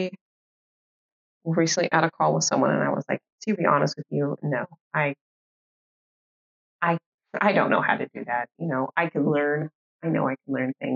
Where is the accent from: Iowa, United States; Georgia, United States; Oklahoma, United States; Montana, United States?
Oklahoma, United States; I'm from Oklahoma. I'm from the South-ish.